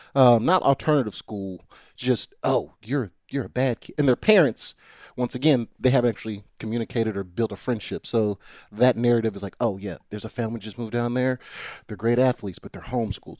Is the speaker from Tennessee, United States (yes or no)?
yes; Nashville, Tennessee, United States; born or raised there; also born or lived in Brentwood, Tennessee / Chattanooga, Tennessee